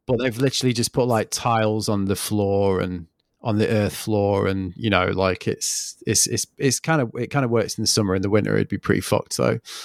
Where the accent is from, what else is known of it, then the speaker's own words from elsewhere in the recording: England, United Kingdom; moved away as an adult; now in France; I'm from England